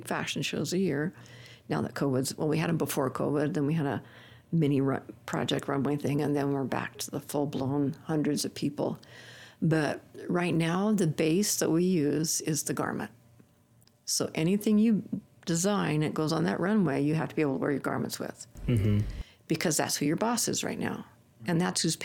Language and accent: English; California, United States; I'm from California